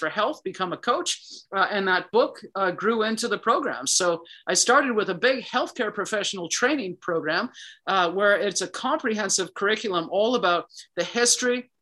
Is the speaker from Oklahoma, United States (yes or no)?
no; Chicago, Illinois, United States; I was born and raised in Chicago